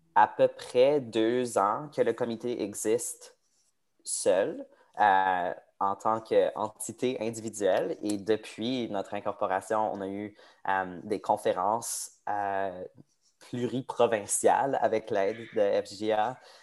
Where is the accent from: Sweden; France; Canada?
Canada; Edmonton, Alberta; je suis né à, à Edmonton, en Alberta. J'ai toujours vécu à Edmonton